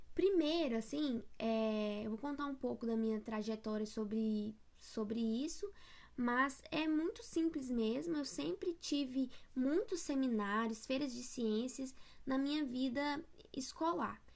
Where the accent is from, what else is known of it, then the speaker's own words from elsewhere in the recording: interior of Goiás, Brazil; eu sou do interior do interior de Goiás